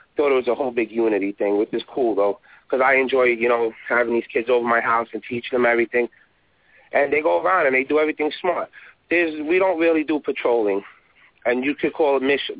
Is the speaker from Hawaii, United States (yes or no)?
no; New York, United States; I'm born and raised in New York